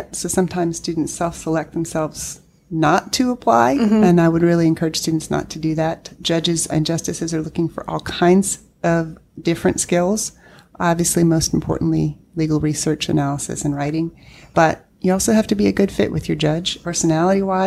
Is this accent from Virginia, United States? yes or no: yes; Northern Virginia, United States; also born or lived in California; now in North Carolina, United States; I grew up in Northern Virginia